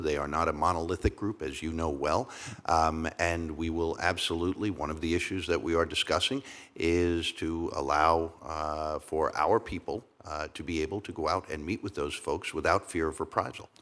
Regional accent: New York, United States; I'm from New York, and I am the, um, I'm from a family of cops and firemen

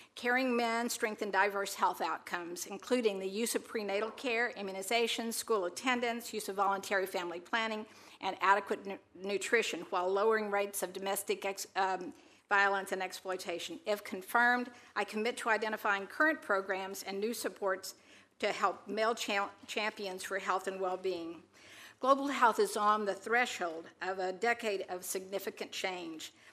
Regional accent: Texas, United States; a single mom in my hometown in Texas

